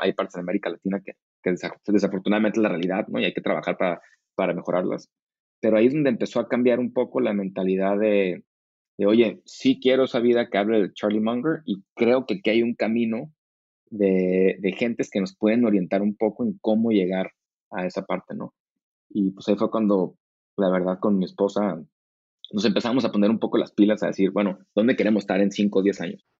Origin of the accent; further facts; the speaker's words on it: Tijuana, Baja California, Mexico; moved away as an adult; also born or lived in Monterrey / United States / San Diego; yo crecí en Tijuana o en Monterrey